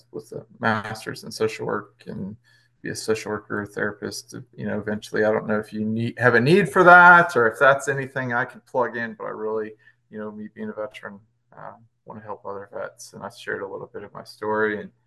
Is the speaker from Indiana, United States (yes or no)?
no; Rockford, Illinois, United States; moved away as an adult; also born or lived in Fort Campbell; I grew up in Rockford, Illinois